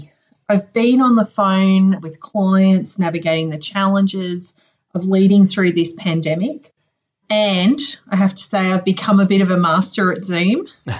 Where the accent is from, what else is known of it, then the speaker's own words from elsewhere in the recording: Townsville, Queensland, Australia; I'm originally from a town in the very, very north of Australia called Townsville, and it's actually up on the northeast coast near the Great Barrier Reef.